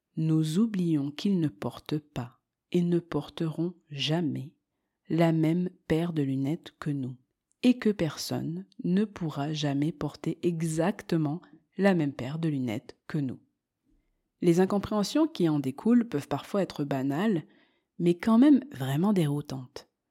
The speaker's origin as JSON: {"language": "French", "town": "Marseille", "region": "Provence-Alpes-Côte d'Azur", "country": "France", "tie": "born or raised there", "also_born_or_lived": "Montreal, Quebec, Canada", "moved": "as an adult", "lives_now": "Andalusia, Spain", "said": "Je suis donc née en France et j'ai grandi à Marseille."}